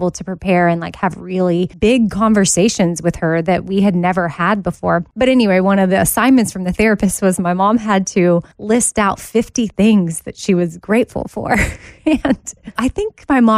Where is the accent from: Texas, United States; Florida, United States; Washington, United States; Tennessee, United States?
Texas, United States; Austin; now in Nashville, United States; I was home from Nashville in Austin, staying with my mom